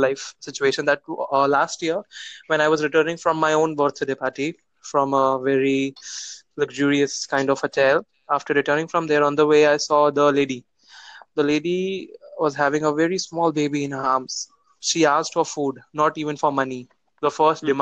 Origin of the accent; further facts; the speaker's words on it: India; I'm from India